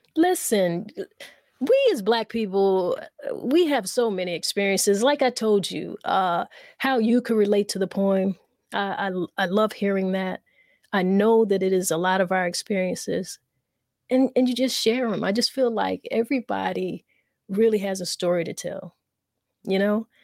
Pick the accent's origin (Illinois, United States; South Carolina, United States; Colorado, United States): South Carolina, United States; I'm from the South. We're from the South. We're from South Carolina